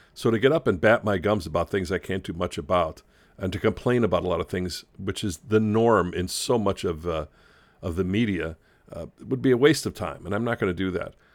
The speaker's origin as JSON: {"language": "English", "town": "Chicago", "region": "Illinois", "country": "United States", "tie": "born or raised there", "said": "when I grew up in Chicago"}